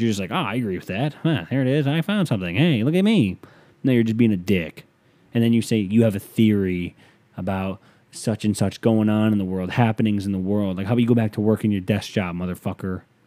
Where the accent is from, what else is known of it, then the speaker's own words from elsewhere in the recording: United States; being an American